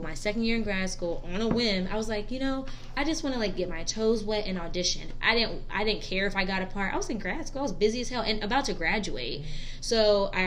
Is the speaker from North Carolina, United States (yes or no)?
yes; North Carolina, United States; moved away as an adult; also born or lived in New York / Fort Bragg; now in Tallahassee, United States; wanted to go back down south because I'm from North Carolina